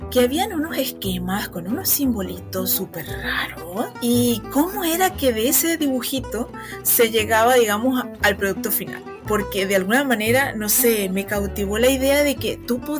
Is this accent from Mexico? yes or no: no; Venezuela; accent: Venezuelan; also born or lived in Spain; hay personas que me escuchan y me dicen efectivamente que tengo acento venezolano, que seguramente es así. Mi esposo es venezolano y bueno, viví desde, digamos, desde la preadolescencia hasta eh, ya, digamos, ser una persona adulta.